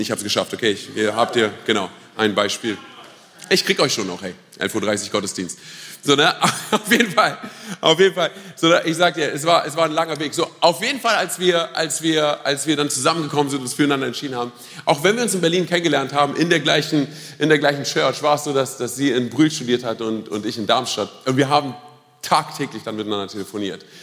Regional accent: Romania; now in Germany; Ich bin ja Rumäne

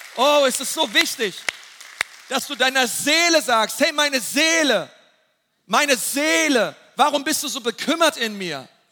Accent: Germany; wir als Deutsche

